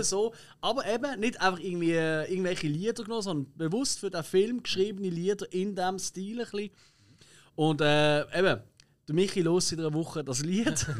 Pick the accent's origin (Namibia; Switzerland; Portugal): Switzerland; wir sind halt Schweizer